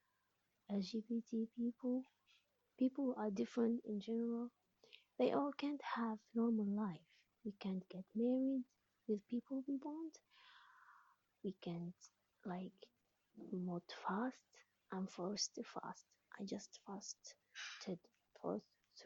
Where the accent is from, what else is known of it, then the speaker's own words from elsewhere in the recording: Algeria; I'm an atheist from Algeria.